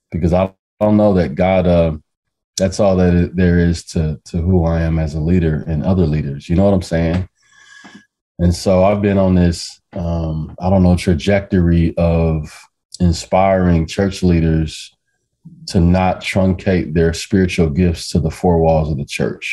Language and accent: English; Omaha, Nebraska, United States; I'm from Omaha, Nebraska. Born and raised